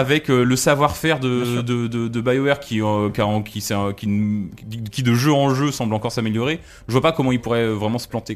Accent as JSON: {"language": "French", "country": "France", "said": "chez nous en France"}